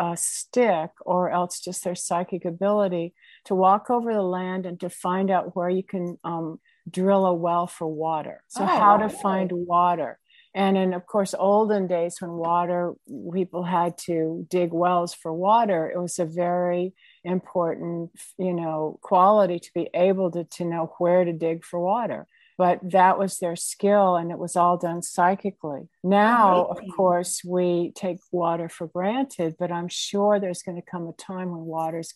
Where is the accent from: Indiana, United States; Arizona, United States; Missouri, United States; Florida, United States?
Indiana, United States; I come from Indiana on a farm